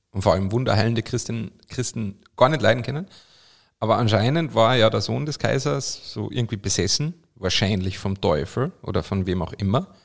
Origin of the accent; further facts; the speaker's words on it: Carinthia, Austria; zum Beispiel in meiner Heimat Kärnten gibt es ein Sankt Veit